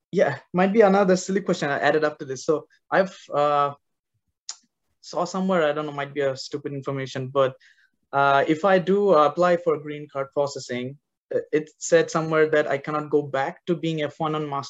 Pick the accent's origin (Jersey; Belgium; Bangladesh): Bangladesh; now in United States; I'm from Bangladesh, not from India.